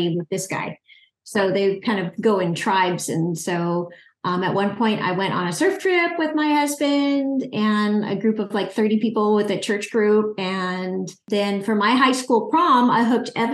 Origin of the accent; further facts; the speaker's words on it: California, United States; Both of us are California natives